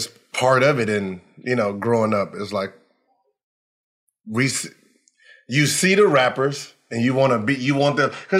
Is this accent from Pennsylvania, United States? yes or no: no; Los Angeles, California, United States; So I'm from the Valley.